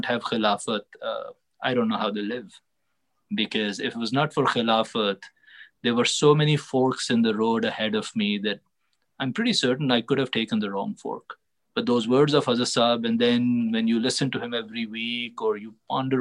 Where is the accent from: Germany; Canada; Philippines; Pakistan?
Pakistan; now in United States; being a Pakistani